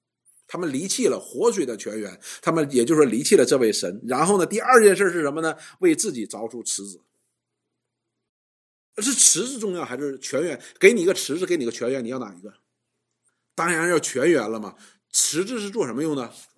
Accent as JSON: {"language": "Chinese", "country": "China", "said": "我们中国人讲叫“打狗看主人”，就是这个道理。"}